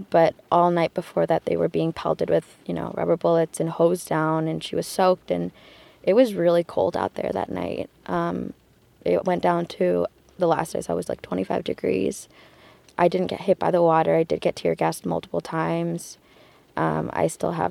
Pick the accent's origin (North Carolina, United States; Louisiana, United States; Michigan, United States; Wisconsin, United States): Michigan, United States; Detroit; I'm from Detroit, Michigan.